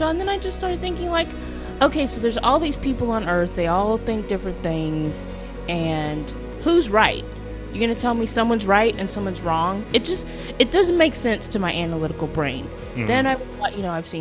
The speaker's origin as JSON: {"language": "English", "town": "Houston", "region": "Texas", "country": "United States", "tie": "born or raised there", "said": "I grew up in Houston, Texas"}